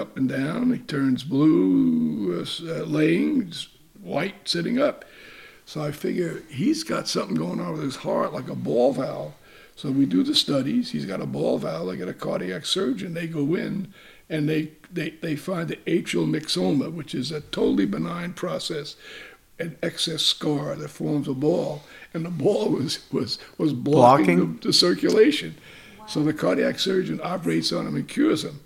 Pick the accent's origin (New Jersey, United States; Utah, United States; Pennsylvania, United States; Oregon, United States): New Jersey, United States; Jersey City; moved away as an adult; I'm from New Jersey